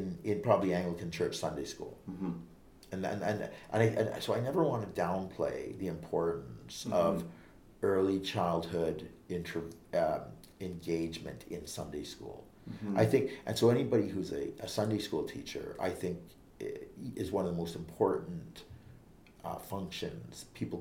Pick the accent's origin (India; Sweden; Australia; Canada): Canada; Vancouver, British Columbia; I was born and raised in Vancouver, Canada